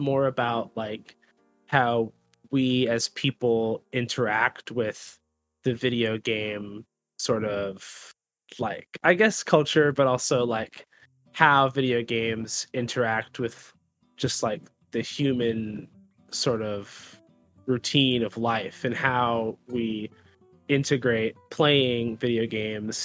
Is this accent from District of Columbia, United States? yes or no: no; Plymouth County, South Shore of Massachusetts, United States; I'm from the South Shore of Massachusetts in an area called Plymouth County.